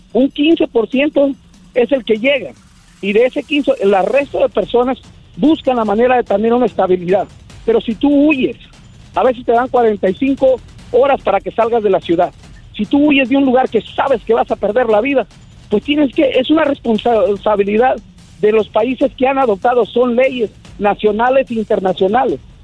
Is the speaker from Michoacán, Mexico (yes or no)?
yes; Michoacán, Mexico; also born or lived in United States; soy de Michoacán